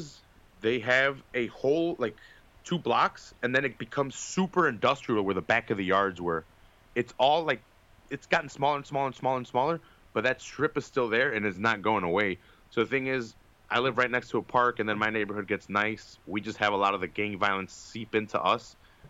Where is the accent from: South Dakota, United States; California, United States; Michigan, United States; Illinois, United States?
Illinois, United States; Chicago; I always say Chicago, but I know it's Illinois, but I never really think about it as Illinois. It's like we're almost our own little thing.